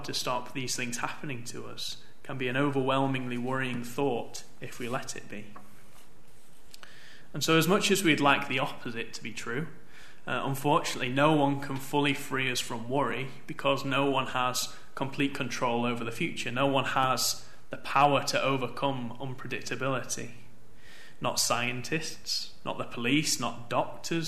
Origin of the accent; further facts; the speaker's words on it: Manchester, North West England, United Kingdom; I grew up in Manchester